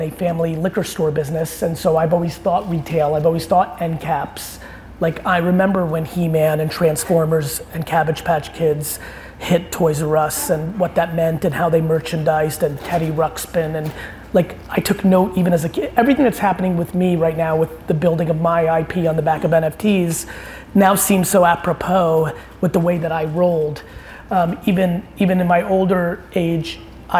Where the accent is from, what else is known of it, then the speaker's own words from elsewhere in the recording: New Jersey, United States; also born or lived in Soviet Union; I moved to New Jersey in 1982 and grew up a really 1980s kid on the East Coast.